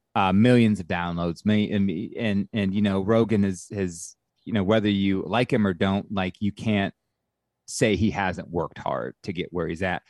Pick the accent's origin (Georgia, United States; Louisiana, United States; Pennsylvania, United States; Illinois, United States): Georgia, United States; Atlanta; also born or lived in Clemson; I'm from Atlanta